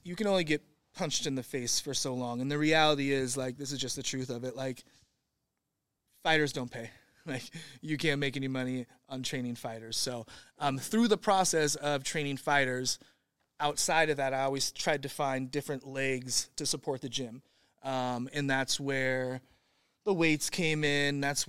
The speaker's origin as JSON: {"language": "English", "town": "Santa Rosa", "region": "California", "country": "United States", "tie": "born or raised there", "said": "I'm from Santa Rosa, California. So, okay. I was born in Santa Rosa. I've been from Santa Rosa to Hawaii to Oregon to this spot."}